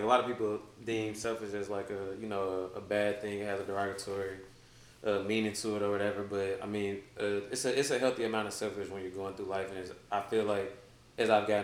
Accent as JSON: {"language": "English", "town": "Memphis", "region": "Tennessee", "country": "United States", "said": "I'm also from Memphis, like Devin said"}